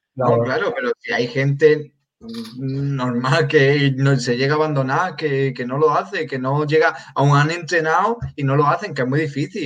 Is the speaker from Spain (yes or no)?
yes; Granada, Andalusia, Spain; soy de Granada